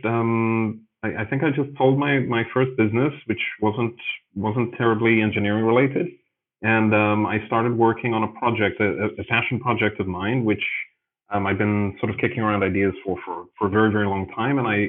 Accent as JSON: {"language": "English", "town": "Johannesburg", "region": "Gauteng", "country": "South Africa", "tie": "born or raised there", "also_born_or_lived": "Chiang Mai, Thailand / Greece", "moved": "as an adult", "lives_now": "Berlin, Germany", "said": "I was born in Johannesburg in South Africa, and I was there for many years"}